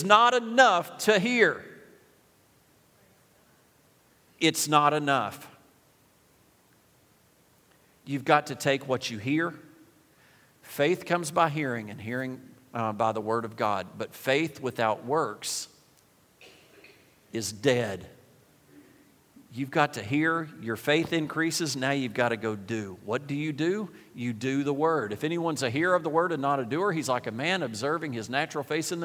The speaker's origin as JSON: {"language": "English", "country": "United States", "said": "We're from Jackson County. We're from Warren County."}